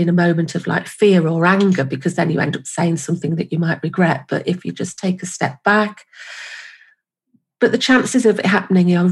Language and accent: English; United Kingdom; I'm from the UK, as you might notice from my wonderful accent